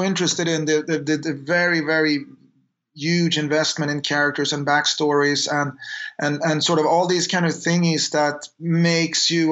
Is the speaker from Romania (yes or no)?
no; Sweden; we grew up in Sweden